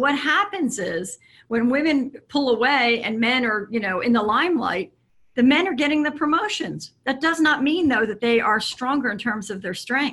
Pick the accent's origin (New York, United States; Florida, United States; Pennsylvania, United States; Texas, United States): Pennsylvania, United States; Philadelphia; I was raised in the Philadelphia area